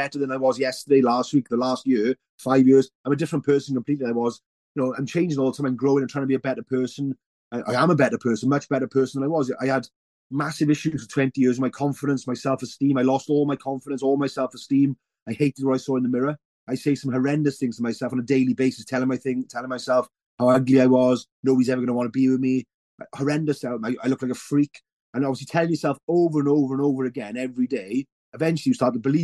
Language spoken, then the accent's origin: English; Welsh, Wales, United Kingdom; being Welsh